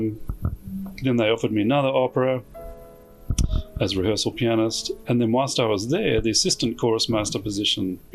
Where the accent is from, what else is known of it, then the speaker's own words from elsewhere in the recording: Australia; moved away as an adult; now in Chicago, United States; my background, I'm obviously Australian.